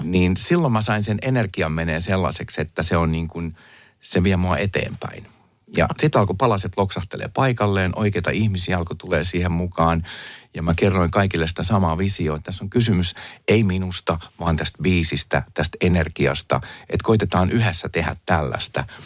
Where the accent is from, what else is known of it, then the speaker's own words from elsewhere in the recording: Finland; also born or lived in United States; Mä, mä oon Suomesta